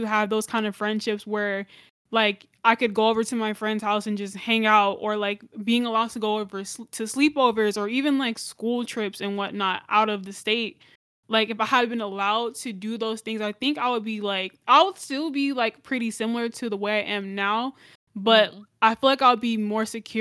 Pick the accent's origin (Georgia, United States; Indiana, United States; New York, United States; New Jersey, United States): Georgia, United States; Gwinnett County; born or raised there; also born or lived in Cobb County, Georgia